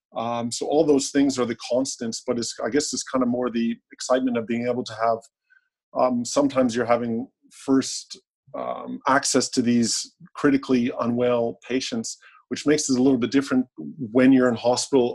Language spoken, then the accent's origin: English; Canada; now in Australia; I guess I'm a Canadian who's living in Australia